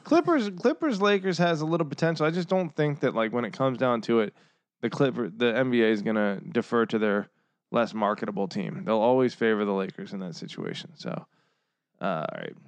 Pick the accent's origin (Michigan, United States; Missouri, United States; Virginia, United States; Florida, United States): Virginia, United States; Northern; I'm from Northern Virginia. I'm a fucking, you know, uh, city boy, city slicker. to all, to all my fellow Virginians